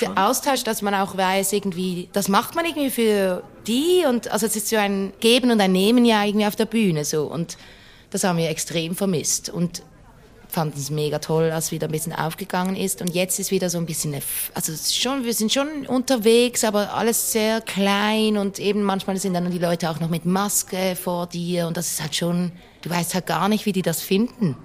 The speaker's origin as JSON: {"language": "German", "town": "Basel", "region": "Basel-Stadt", "country": "Switzerland", "tie": "born or raised there"}